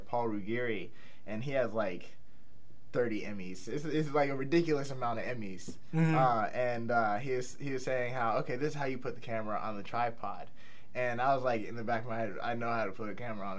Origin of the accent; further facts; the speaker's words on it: Pittsburgh, Pennsylvania, United States; also born or lived in Indiana; I grew up, so I'm from Pittsburgh. I'm from the north side, and I grew up in the state of Indiana